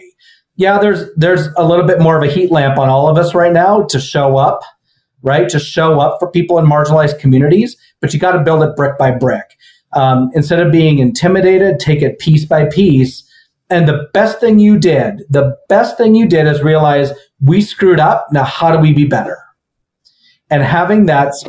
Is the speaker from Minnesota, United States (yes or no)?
yes; Minnesota, United States; moved away; also born or lived in Texas; I grew up in Minnesota